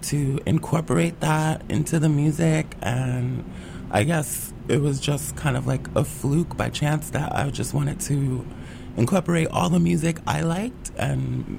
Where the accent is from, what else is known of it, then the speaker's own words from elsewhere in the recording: New York City, New York, United States; growing up in the Bronx